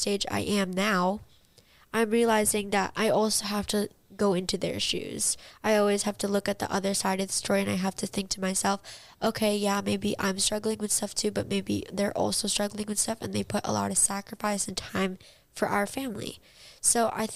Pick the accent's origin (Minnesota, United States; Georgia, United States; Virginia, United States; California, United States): California, United States; Palm Springs; I was born in Palm Springs, and now we're living in this beautiful house